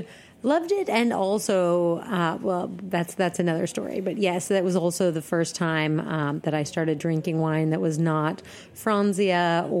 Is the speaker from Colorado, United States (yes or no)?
yes; Denver, Colorado, United States; moved away as an adult; also born or lived in Philadelphia / Florence, Italy / New York; I grew up in Denver, Colorado. Moved to Philadelphia, went to college, lived in Italy.